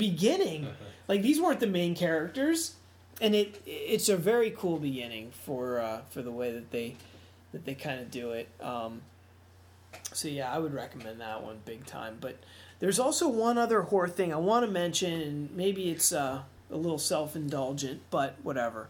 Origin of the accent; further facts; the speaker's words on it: Pittsburgh, Pennsylvania, United States; I'm from Pittsburgh.